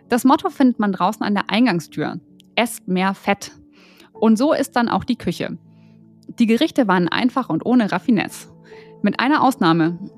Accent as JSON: {"language": "German", "region": "Berlin", "country": "Germany", "said": "Wir sind Berliner und gehen recht häufig gut essen."}